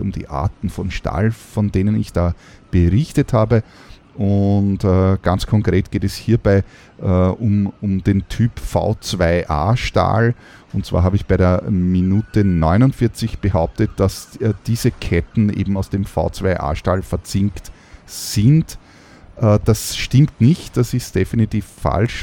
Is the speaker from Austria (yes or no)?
yes; Austria; bei uns in Österreich